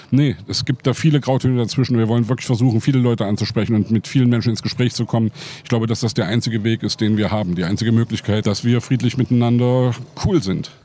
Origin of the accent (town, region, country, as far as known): Leipzig, Saxony, Germany; born or raised there